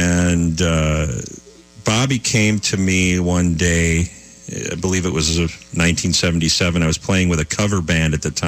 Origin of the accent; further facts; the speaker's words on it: St. Louis Park, Minnesota, United States; I grew up in St. Louis Park, actually, which is the earliest, one of the early inner ring suburbs of the Twin Cities on the western side of Minneapolis.